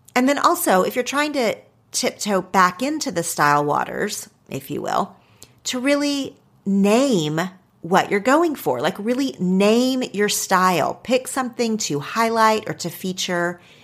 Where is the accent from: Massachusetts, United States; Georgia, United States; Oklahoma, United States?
Oklahoma, United States; accent: Oklahoma; now in Los Angeles, United States; my Oklahoma accent